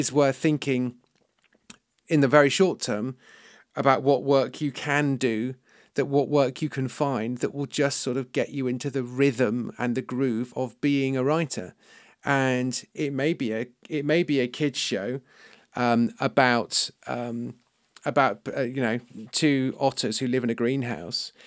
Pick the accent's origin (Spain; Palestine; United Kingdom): United Kingdom; I'm British and I'm a writer.